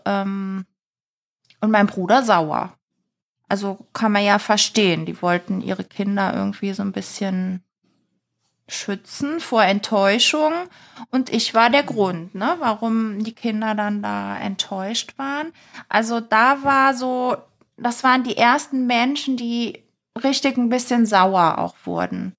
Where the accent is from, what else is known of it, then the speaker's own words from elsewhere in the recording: Eifel, Germany; in meiner Heimatstadt, äh, in der Eifel